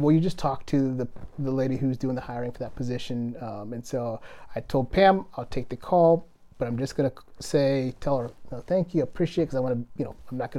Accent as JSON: {"language": "English", "country": "Kenya", "said": "I am Kenyan, but I literally don't run like a Kenyan."}